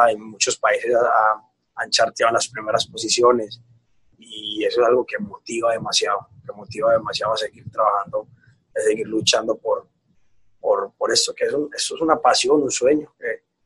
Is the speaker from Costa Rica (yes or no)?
no; Antioquia, Colombia; yo como llego, como tú lo dices, como buen paisa, que nosotros no, o sea, que nosotros siempre vamos es para adelante